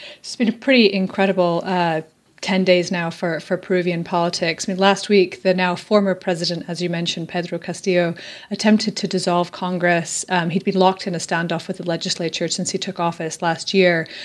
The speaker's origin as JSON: {"language": "English", "region": "Scotland", "country": "United Kingdom", "said": "I'm from Scotland"}